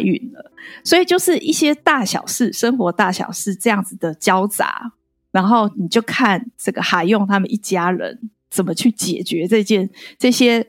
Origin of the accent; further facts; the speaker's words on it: Taiwan; 我其实身为台湾人